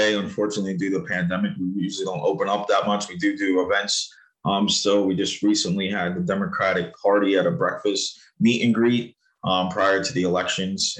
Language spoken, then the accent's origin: English; Riverhead, New York, United States; also born or lived in Huntsville, Alabama / Southampton, New York / Manhattan, New York; Came up back to home to New York when I was 5 years old. My mom's home state. Went to Riverhead schooling until seventh grade. Came to Southampton in eighth grade. Graduated Southampton High School.